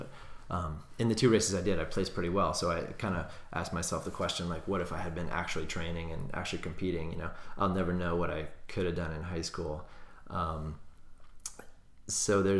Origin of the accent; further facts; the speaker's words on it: Cape Cod, Massachusetts, United States; I grew up on Cape Cod